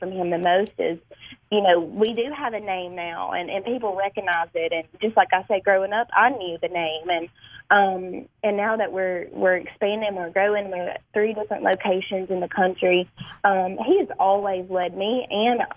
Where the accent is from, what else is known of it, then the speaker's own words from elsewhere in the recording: Amory, Mississippi, United States; I was born and raised in Amory, Mississippi